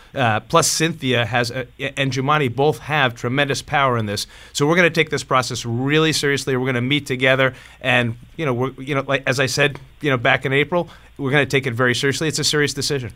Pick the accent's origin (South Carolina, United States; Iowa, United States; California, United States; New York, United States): New York, United States; Hudson Valley; I'm from the Hudson Valley